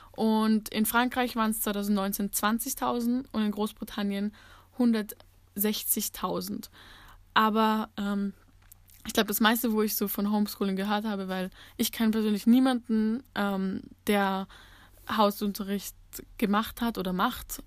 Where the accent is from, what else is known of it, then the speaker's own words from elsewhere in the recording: Austria; bei uns in Österreich